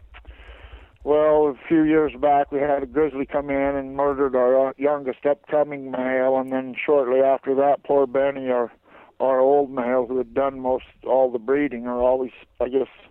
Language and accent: English; Eureka, Montana, United States; also born or lived in Whitefish, Montana / Alaska; I was born in Whitefish and raised in Eureka.